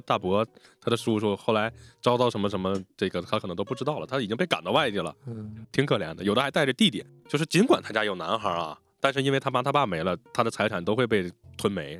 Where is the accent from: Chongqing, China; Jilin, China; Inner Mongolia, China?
Inner Mongolia, China; 因为我们打小在内蒙